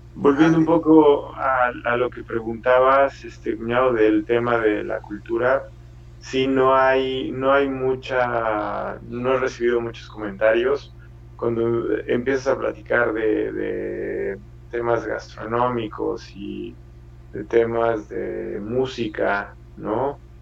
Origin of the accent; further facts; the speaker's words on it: Mexico; moved away as an adult; also born or lived in Italy / Seville, Spain; now in Ireland; soy mexicano